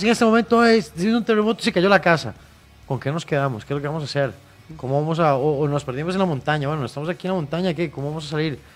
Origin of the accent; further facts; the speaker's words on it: Costa Rica; Nosotros como ticos